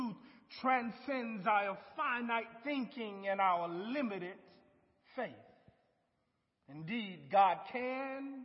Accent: Lake City, South Carolina, United States; moved away; our hometown of Lake City was a small town, painted with acres and acres of tobacco fields and warehouses

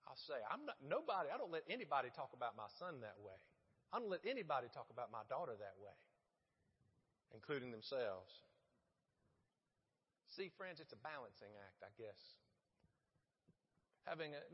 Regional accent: Middle Georgia, United States; now in Florence, United States; growing up in Middle Georgia in the 80s, we had very limited options for entertainment.

